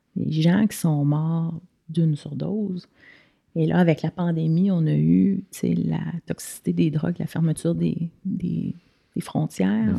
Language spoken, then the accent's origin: French; Quebec, Canada; moved away as an adult; also born or lived in United States; on a vécu aux États-Unis. Fait qu'on est parti du Québec